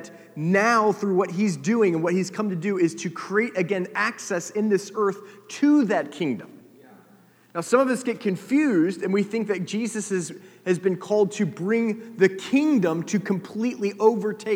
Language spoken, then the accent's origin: English; United States; I grew up in America